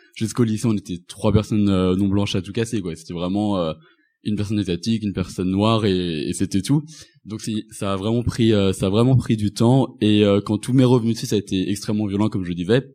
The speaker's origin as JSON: {"language": "French", "town": "Rennes", "region": "Brittany", "country": "France", "said": "je suis rentré aussi à la maison chez moi à Rennes"}